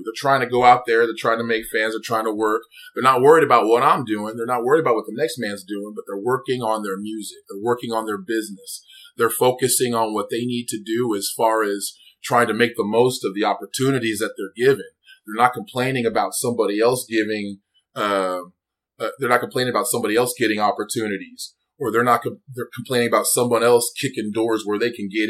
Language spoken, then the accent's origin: English; Wichita, Kansas, United States; born or raised there; moved away